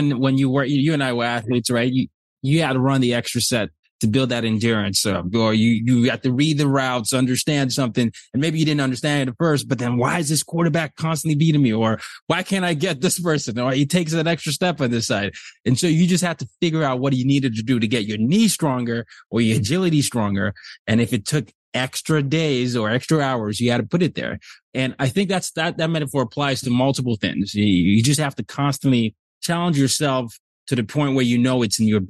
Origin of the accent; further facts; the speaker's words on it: Nigeria; I'm from Nigeria and I grew up in areas where sometimes I didn't have immediate access to my mentors.